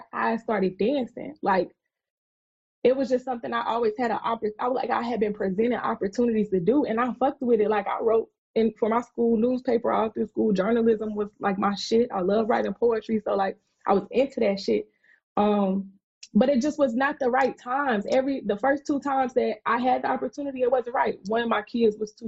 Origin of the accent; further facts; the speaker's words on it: South Carolina, United States; I'm from South Carolina